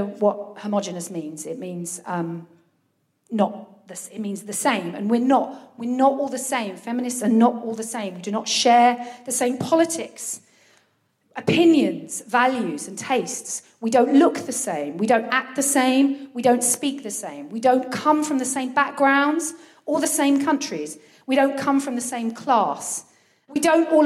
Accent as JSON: {"language": "English", "town": "Brighton", "region": "South East England", "country": "United Kingdom", "tie": "born or raised there", "moved": "yes", "lives_now": "Folkestone, United Kingdom"}